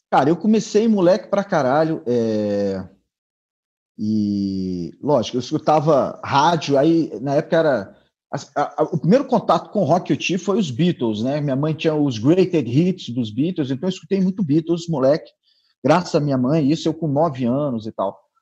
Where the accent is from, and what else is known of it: Brasília, Federal District, Brazil